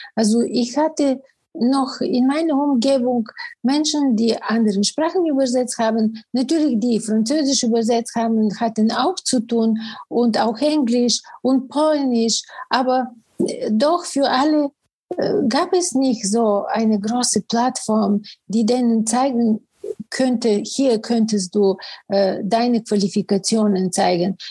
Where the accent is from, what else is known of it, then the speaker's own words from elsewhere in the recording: Bulgaria; first language Bulgarian; German is a second language; moved away as an adult; also born or lived in Sofia, Bulgaria / Cologne, Germany; now in Germany; Ich bin in Bulgarien geboren und da wirklich arbeitete ich als Journalistin